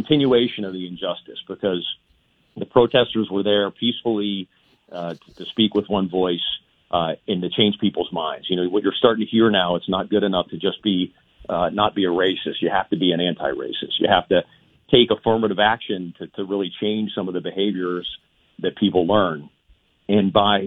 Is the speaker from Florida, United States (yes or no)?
no; Pittsburgh, Pennsylvania, United States; I'm from South Oakland